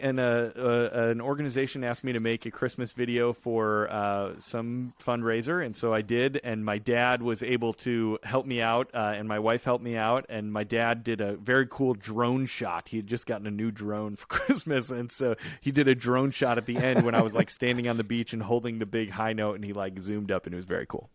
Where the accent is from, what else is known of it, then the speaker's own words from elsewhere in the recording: Chicago, Illinois, United States; when I was growing up in Chicago.